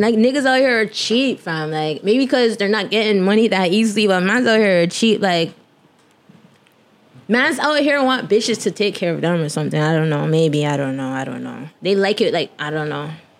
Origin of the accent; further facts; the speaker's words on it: Brampton, Ontario, Canada; also born or lived in North York, Toronto; I was born in North York, but I was raised in Brampton. Like, I could have been born in Brampton, but because I was born a twin, I had to go to some special hospital